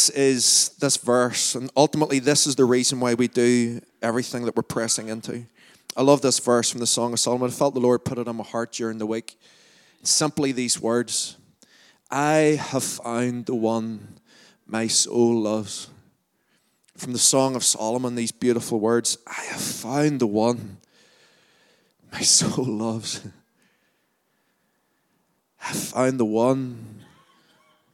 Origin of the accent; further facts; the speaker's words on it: Lurgan, Northern Ireland, United Kingdom; accent: Lurgan; my Largan accent